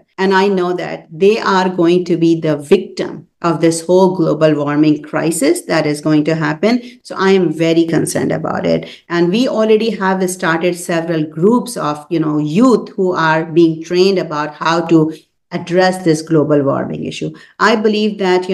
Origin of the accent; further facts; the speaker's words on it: Pakistan; now in Columbus, United States; I'm from Pakistan